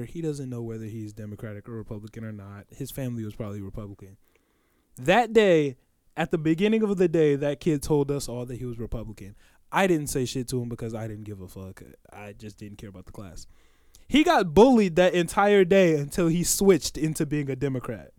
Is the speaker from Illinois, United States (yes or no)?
yes; Oak Park, Illinois, United States; we come from Oak Park, obviously a very liberal town